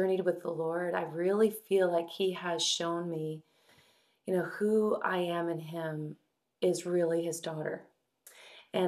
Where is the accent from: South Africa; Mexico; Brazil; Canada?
Canada; St. Catharines, Ontario; moved away as an adult; also born or lived in Minneapolis / Ottawa; I was raised in St. Catharines.